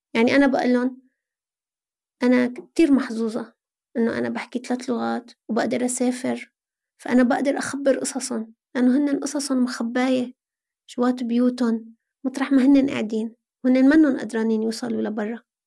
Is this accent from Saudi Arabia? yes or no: no; Aleppo, Aleppo Governorate, Syria; moved away as an adult; now in Lebanon; أنا من حلب